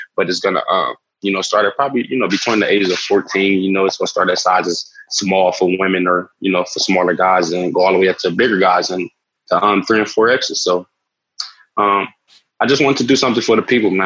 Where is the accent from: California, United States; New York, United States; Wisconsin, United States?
California, United States; Los Angeles; growing up in Los Angeles, I spent a large portion of my life down on Skid Row